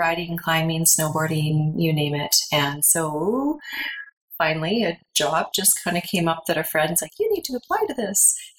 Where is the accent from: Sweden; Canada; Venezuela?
Canada; Red Deer, Alberta; moved away as an adult; also born or lived in Calgary; now in Canmore, Canada; So I was born in Calgary, and I was there till I was about 4, moved to Red Deer. So I am from the lowly town of Red Deer.